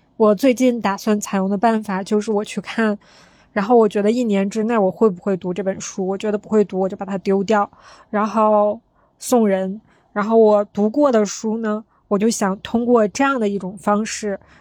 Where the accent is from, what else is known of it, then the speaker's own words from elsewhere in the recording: Northeast China, China; accent: Northeastern (Dongbei); 用我们东北话说讲究他